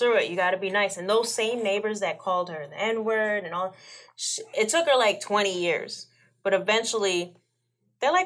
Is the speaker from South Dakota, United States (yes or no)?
no; New York City, New York, United States; moved away; I'm Jamaican, I'm from Brooklyn